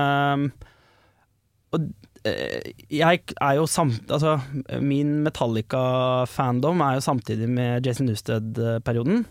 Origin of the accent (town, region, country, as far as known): Asker, Akershus, Norway; born or raised there